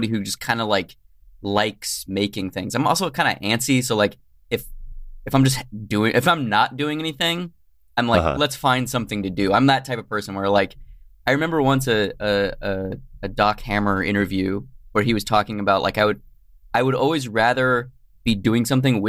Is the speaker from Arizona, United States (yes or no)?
yes; Tucson, Arizona, United States; now in California, United States; I'm originally from Tucson, Arizona